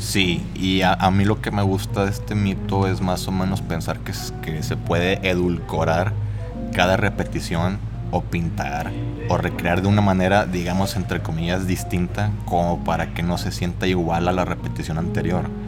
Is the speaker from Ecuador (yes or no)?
no; Saltillo, Coahuila, Mexico; yo soy aquí de Saltillo crecí en un barrio que está al norte, que se llama Brisas.